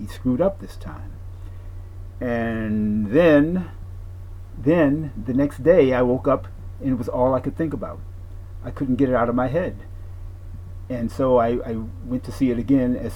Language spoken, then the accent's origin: English; Detroit, Michigan, United States; Black American, born and raised in Detroit, Michigan, also known as Motown